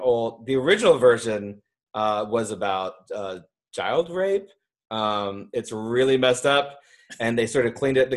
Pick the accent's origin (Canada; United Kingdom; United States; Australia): United States; Southern Indiana; I, of course, am from Southern Indiana.